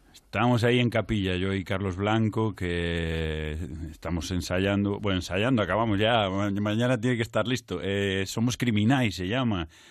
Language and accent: Spanish; Culleredo, Galicia, Spain; yo soy de, de Castelo, que no es Carral, es Culleredo, es un pueblo de Culleredo